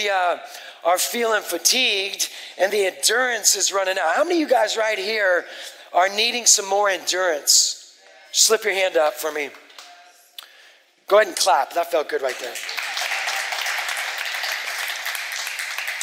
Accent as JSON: {"language": "English", "region": "West Coast", "country": "United States", "tie": "born or raised there", "said": "I grew up on the West Coast as an atheist for 20 years"}